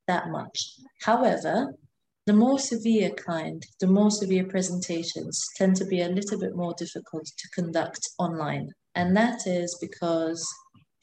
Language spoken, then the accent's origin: English; Malta; moved away as an adult; now in Glasgow, United Kingdom; I am from Malta, and I've lived there for a big amount of my life, a large portion of my life